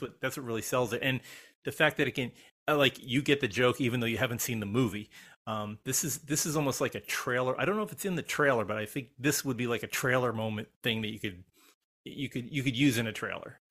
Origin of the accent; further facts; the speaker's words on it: Elizabeth, New Jersey, United States; my hometown of Elizabeth, New Jersey